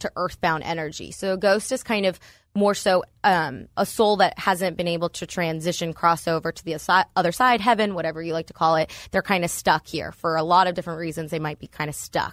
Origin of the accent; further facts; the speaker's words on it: Northern Virginia, United States; moved away as an adult; now in State College, United States; I'm from Northern Virginia, D C area